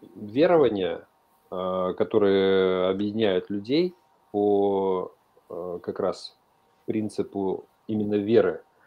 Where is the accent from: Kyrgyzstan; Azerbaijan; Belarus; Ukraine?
Kyrgyzstan; мы с тобой вместе из Средней Азии, то есть я родился в Киргизии